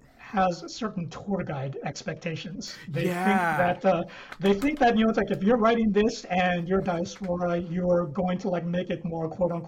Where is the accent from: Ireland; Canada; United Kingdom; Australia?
Canada; moved away; also born or lived in Singapore / Philippines; I grew up in Canada.